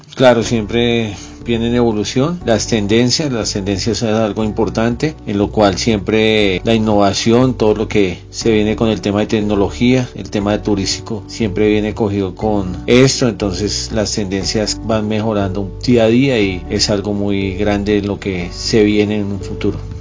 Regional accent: Colombia; somos un país muy rico en diversidad de climas, ciudades

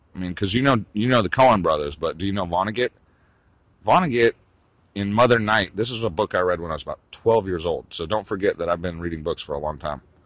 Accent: United States; also born or lived in West Hollywood, Los Angeles; I'm an American, dude.

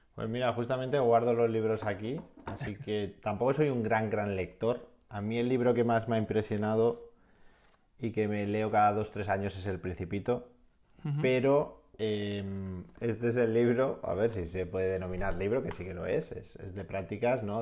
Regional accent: Castellón, Valencian Community, Spain; moved away as an adult; also born or lived in England; tenía una vida en, mi pueblo, en la Bay Castellón

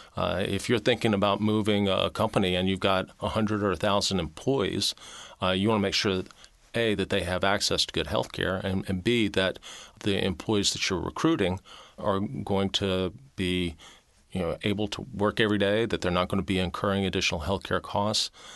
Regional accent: Mobile, Alabama, United States; moved away as an adult; also born or lived in Tennessee / Georgia; now in Arkansas, United States; I was born in Mobile, Alabama

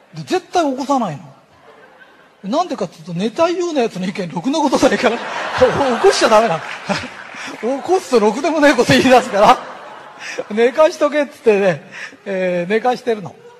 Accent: Tokyo, Japan; accent: Tokyo shitamachi / Edokko; 東京の下町の人はね言えないんですおかしな本当に言えないんですで言えないんじゃなくて同じに聞こえるんです私たちには

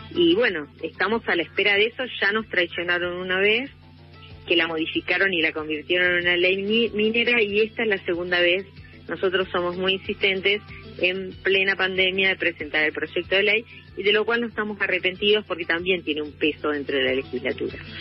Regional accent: Rosario, Santa Fe, Argentina; moved away as an adult; now in Esquel, Argentina; yo vivo en Esquiel desde el año 86, soy rosarina, me vine a vivir acá

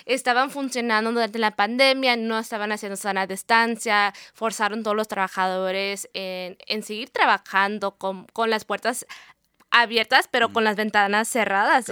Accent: California, United States; moved away as an adult; also born or lived in Mexico City / New York; now in Seattle, United States; soy, soy, de California, soy de California, mi familia es mexicana, de Puebla

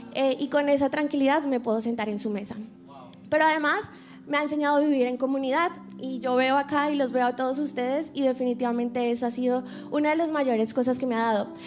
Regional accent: Colombia; moved away; soy colombiana, soy artista, actriz

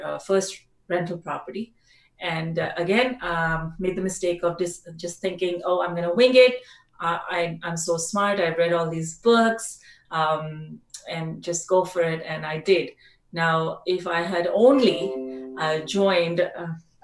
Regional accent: Delhi, India; moved away as an adult; also born or lived in Australia; I'm from India originally, mm-hmm. from Delhi. I'm a Delhi girl

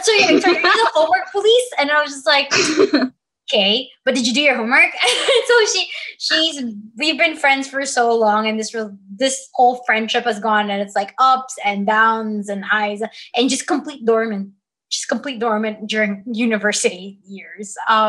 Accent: Dubai, United Arab Emirates; I don't say that I'm from Dubai because there is this misconstrued thing that they're like, oh, you must be super rich

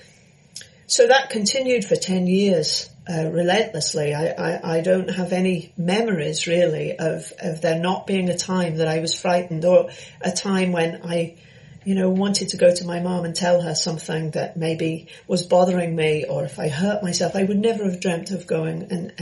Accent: London, United Kingdom; I was born in London

